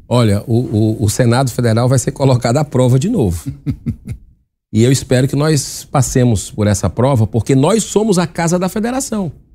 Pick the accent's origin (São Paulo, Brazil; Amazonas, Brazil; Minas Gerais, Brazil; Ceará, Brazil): Ceará, Brazil; eu vou falar pelo Ceará, que é a minha terra